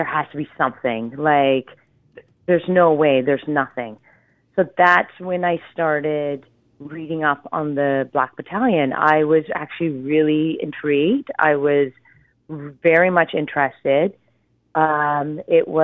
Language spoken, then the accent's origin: English; Ontario, Canada; I'm from Ontario